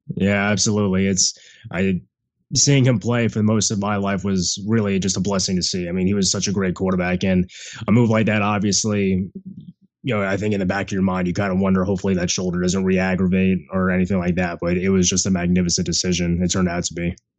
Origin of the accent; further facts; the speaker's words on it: Central Florida, United States; growing up in Central Florida